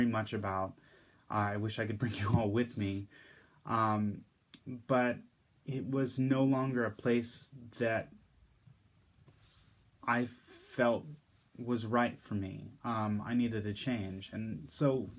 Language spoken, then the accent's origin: English; the Bay Area, California, United States; I grew up in the Bay Area, in California